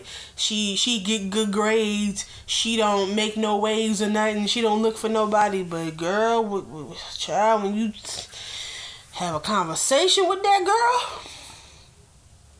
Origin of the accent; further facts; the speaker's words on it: United States; I was born in America, I was raised in America, I'm going to die in America.